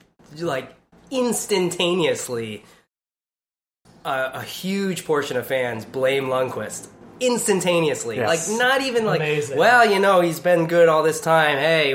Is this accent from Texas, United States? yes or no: no; Connecticut, United States; I grew up in Connecticut.